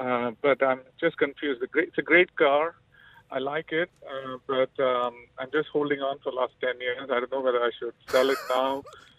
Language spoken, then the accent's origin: English; India; I'm Indian.